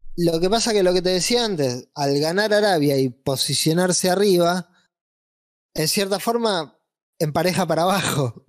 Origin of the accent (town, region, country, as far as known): Argentina